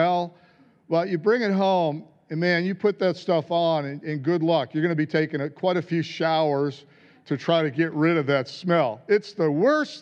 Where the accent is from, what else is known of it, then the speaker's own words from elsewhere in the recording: United States; moved away; being American